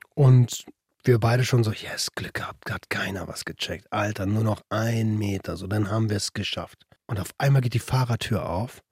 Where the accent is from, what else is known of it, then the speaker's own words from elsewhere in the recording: Berlin, Germany; moved away as an adult; now in Brandenburg, Germany; Wir sind ja beide aus Berlin. Ich ja. bin da hingezogen